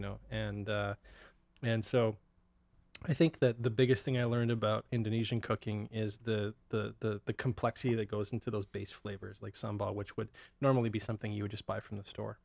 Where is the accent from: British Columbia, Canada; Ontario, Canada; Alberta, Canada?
British Columbia, Canada; Abbotsford; also born or lived in Ottawa / Kelowna / Vancouver; grew up in Abbotsford. Yeah. Originally, um, I was born in Ottawa. My parents moved from Ottawa to Kelowna for a few years uh, for my dad's job, and then uh, we moved to Abbotsford when I was seven